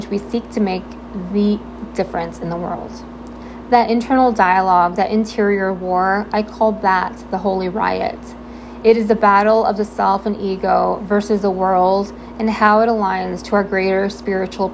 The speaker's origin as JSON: {"language": "English", "region": "Southern California", "country": "United States", "tie": "born or raised there", "said": "I'm born and raised in Southern California, currently living in sunny San Diego"}